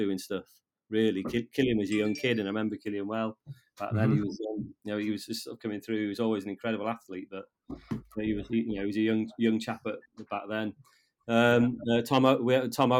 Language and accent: English; Llanberis, Wales, United Kingdom; I'm a Welsh, I'm a fluent Welsh speaker. I was educated in Welsh in Llanberis.